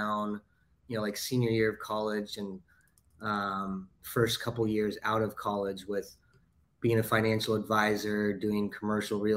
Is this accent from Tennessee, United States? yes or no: no; Los Angeles, California, United States; we're both from Los Angeles